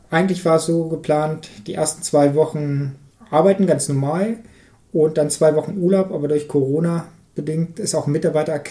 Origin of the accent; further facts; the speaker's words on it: Harz, Germany; ich möchte eigentlich hier in Harz, darum Harz ist meine Heimat, die Gegend ist so schön